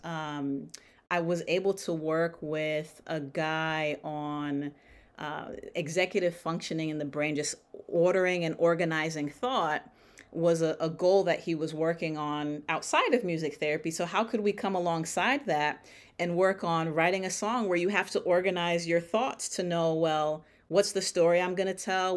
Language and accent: English; Stamford, Connecticut, United States; now in Dallas, United States; I am based currently in Dallas, Texas, but born and raised in Stamford, Connecticut